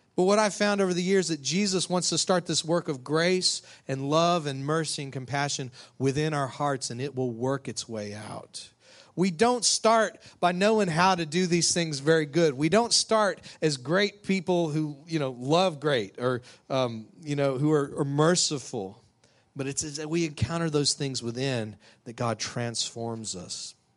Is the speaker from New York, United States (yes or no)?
no; West Texas, United States; moved away as an adult; now in Louisiana, United States; somebody who grew up out in Texas, West Texas